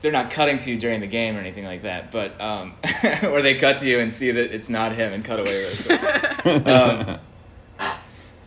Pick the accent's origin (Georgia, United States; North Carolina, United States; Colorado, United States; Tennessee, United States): Georgia, United States; Atlanta; also born or lived in New York; now in Los Angeles, United States; From Atlanta, Georgia